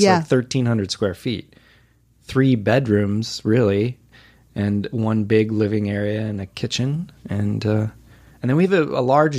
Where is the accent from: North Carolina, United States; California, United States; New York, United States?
California, United States; Whittier; Whittier, California.